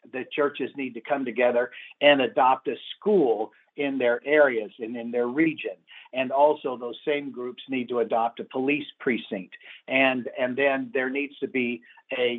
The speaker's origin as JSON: {"language": "English", "town": "Los Angeles", "region": "California", "country": "United States", "tie": "born or raised there", "said": "I was raised in Los Angeles in the 60s during the Watts riots"}